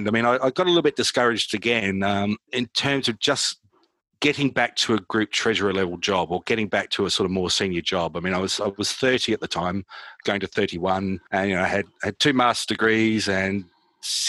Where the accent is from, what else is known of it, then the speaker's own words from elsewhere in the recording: Adelaide, South Australia, Australia; moved away as an adult; also born or lived in United Kingdom; growing up in Adelaide, which is the middle of nowhere